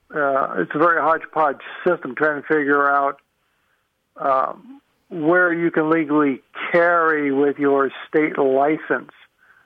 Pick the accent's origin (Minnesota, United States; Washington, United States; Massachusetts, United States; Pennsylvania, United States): Washington, United States; now in Anchorage, United States; I'm from Washington